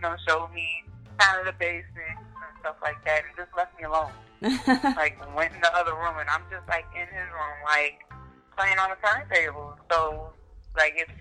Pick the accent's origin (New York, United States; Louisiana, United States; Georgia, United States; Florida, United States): Louisiana, United States; New Orleans; growing up in New Orleans